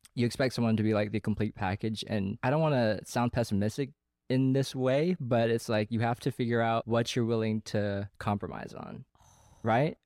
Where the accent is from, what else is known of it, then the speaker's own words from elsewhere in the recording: Sacramento, California, United States; moved away as an adult; now in Los Angeles, United States; I'm from Sacramento.